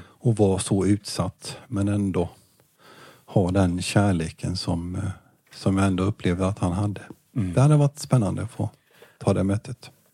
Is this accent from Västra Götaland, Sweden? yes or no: no; Jönköping, Jönköping County, Sweden; also born or lived in Hovslätt; jag föddes i eh, BB i Jönköping.